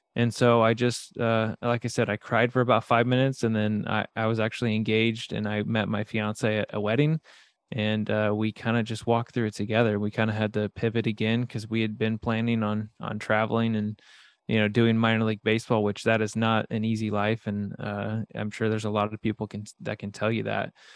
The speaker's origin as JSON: {"language": "English", "region": "Midwest", "country": "United States", "tie": "born or raised there", "said": "I grew up in the Midwest"}